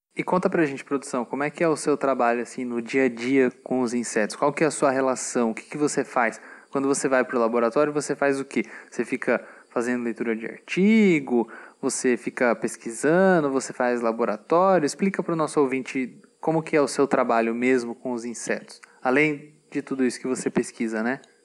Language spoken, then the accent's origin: Portuguese; Brazil; nós que somos brasileiros